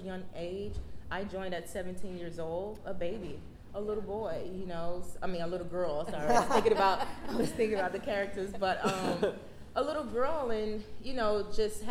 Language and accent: English; Miami, Florida, United States; moved away; also born or lived in Harlem, New York; I'm originally from Miami, Florida.